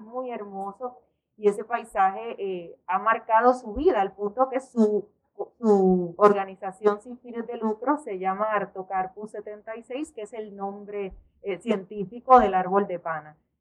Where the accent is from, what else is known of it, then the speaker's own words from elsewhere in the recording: Puerto Rico; en nuestra crianza, eh, como puertorriqueños, como caribeños